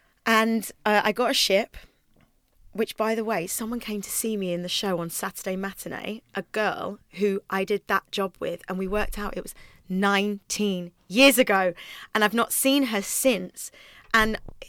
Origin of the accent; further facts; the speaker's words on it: Twickenham, London, United Kingdom; Twickenham. So like Richmond Theatre, we'd go to things, Woking, places like that.